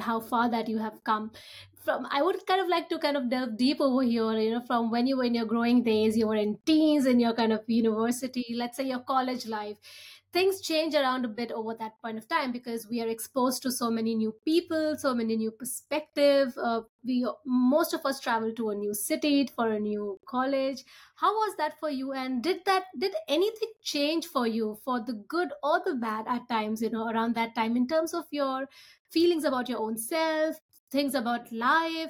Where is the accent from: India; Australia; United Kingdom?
India; moved away; my home country, India